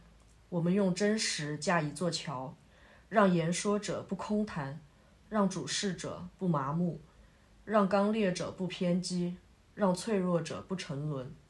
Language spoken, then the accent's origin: Chinese; China; 我们作为中国人，我们并不需要一些其他的人来告诉你你应该怎样去爱国